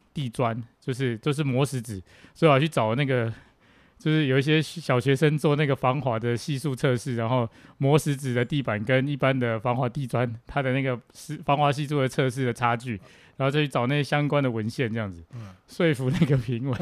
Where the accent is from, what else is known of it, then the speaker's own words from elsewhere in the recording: Tainan, Taiwan; 我来自台南